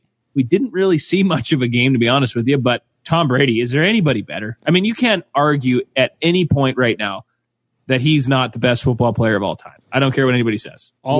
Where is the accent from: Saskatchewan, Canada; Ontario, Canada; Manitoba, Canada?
Manitoba, Canada; growing up in Manitoba